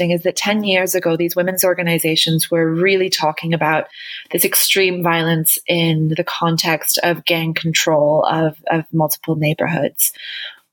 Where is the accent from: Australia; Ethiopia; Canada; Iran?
Canada; moved away as an adult; also born or lived in New Zealand / United Kingdom / Colombia; now in Mexico City, Mexico; I'm originally Canadian, although I grew up in New Zealand and Canada